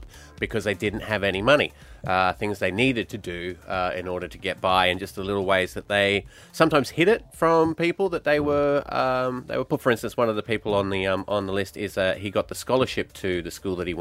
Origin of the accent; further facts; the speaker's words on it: Queensland, Australia; When I was growing up in Queensland